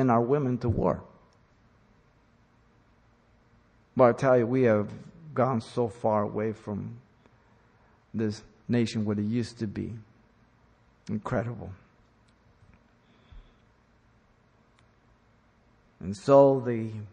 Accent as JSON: {"language": "English", "region": "Mexico City", "country": "Mexico", "tie": "born or raised there", "moved": "yes", "lives_now": "United States", "said": "I was born in Mexico City. I am a Mexican citizen. I'm an American. I don't fly the Mexican flag. I live in America"}